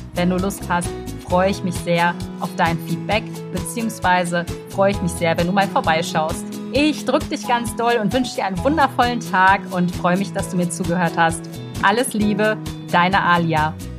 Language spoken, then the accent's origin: German; Brussels, Brussels-Capital Region, Belgium; Ich bin in Brüssel zur Schule gegangen, ich bin dort groß geworden